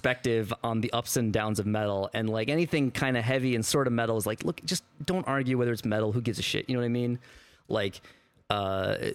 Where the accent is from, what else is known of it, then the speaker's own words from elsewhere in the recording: Midwest, United States; I'm also from the Midwest.